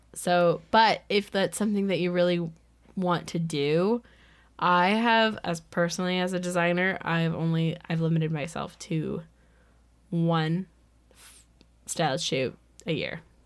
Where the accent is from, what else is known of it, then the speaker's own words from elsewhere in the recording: United States; I was from the United States